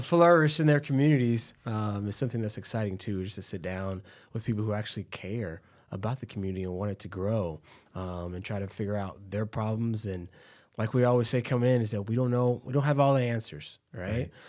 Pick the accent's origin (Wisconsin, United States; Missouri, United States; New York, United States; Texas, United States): Texas, United States; now in Cedar Rapids, United States; I'm from Texas